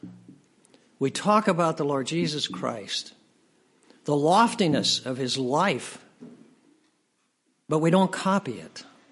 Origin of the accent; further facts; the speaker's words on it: United States; As an American